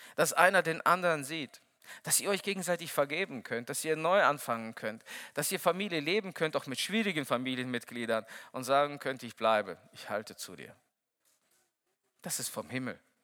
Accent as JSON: {"language": "German", "country": "Kyrgyzstan", "tie": "born or raised there", "moved": "yes", "lives_now": "Lage, Germany", "said": "Ich bin der Älteste von sechs Kindern. Und, ähm, Bei uns in Kirgisien"}